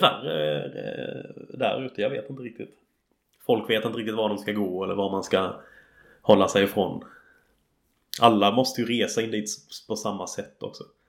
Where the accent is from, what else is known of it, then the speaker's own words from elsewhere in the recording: Sweden; now in England, United Kingdom; hemma i Sverige